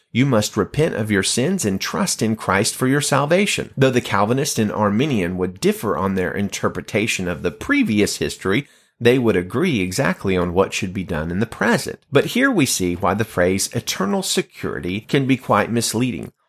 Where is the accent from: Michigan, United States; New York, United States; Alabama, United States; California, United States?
Alabama, United States; the state of Alabama. My home state